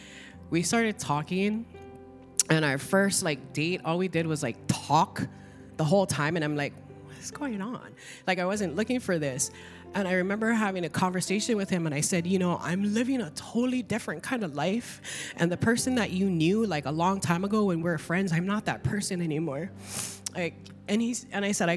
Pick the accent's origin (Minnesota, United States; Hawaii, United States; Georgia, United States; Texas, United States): Hawaii, United States; Kauai; also born or lived in California; I moved from California and came back here to Kauai